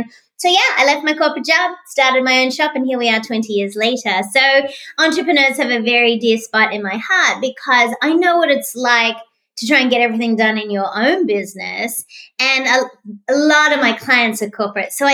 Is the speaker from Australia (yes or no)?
yes; Australia; now in Tampa, United States; I'm an Australian, but I also became an American citizen